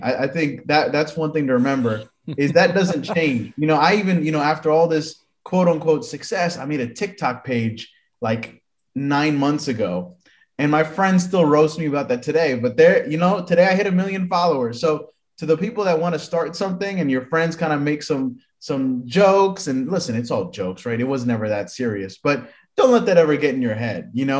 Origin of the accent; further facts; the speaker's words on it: Miami, Florida, United States; I grew up in Miami